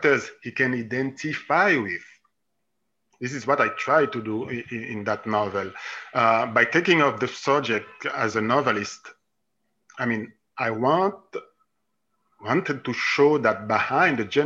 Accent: Haiti; moved away as an adult; also born or lived in Italy / Jerusalem, Israel / Switzerland / Germany; I was born and I grew up in Haiti.

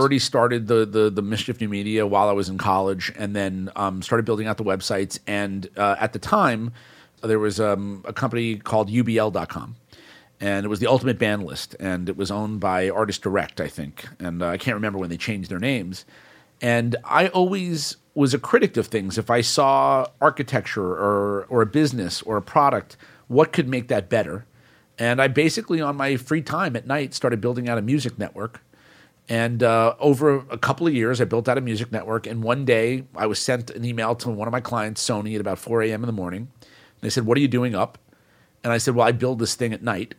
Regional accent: New York City, New York, United States; my network started growing up in New York City

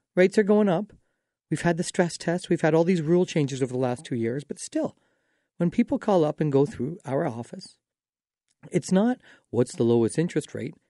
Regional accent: Dorchester, Ontario, Canada; now in London, Canada; I grew up in Dorchester

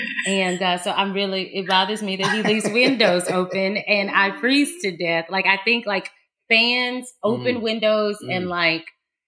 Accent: Dallas, Texas, United States; I'm from Dallas, Texas

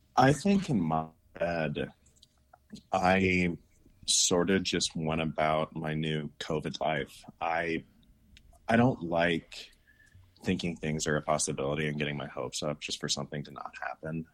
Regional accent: St. Louis, Missouri, United States; now in Salt Lake City, United States; I grew up in Saint Louis, Missouri

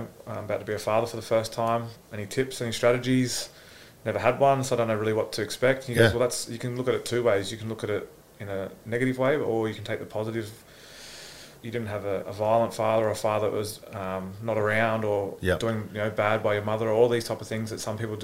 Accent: Gold Coast, Queensland, Australia; I'm from the Gold Coast

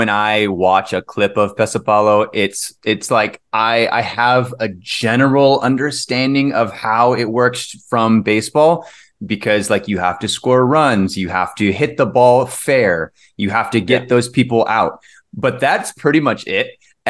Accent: Cedar Park, Texas, United States; So I'm from Cedar Park, Texas, which is just a small town, like a suburb outside of Austin. So whenever anyone from outside of Texas asks where I'm from, I just say Austin.

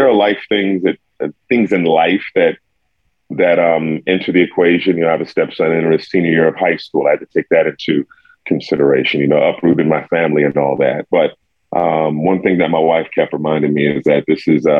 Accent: Indianapolis, Indiana, United States; moved away as an adult; also born or lived in New York; now in Minneapolis, United States; I grew up in Indianapolis

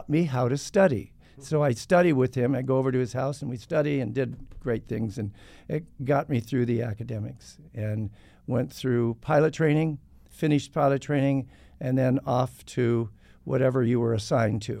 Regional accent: Downey, California, United States; moved away as an adult; also born or lived in Arizona; I was born and raised in a town south of Los Angeles called Downey, California

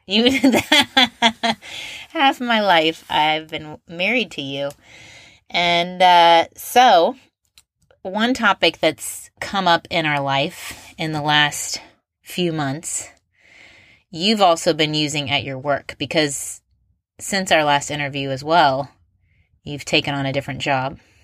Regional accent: Indianapolis, Indiana, United States; I'm from Indianapolis

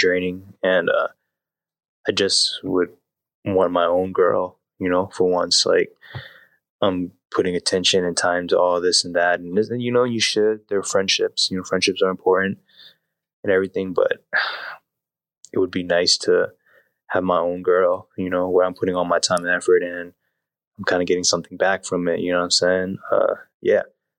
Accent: Des Moines, Iowa, United States; I'm from Des Moines, Iowa.

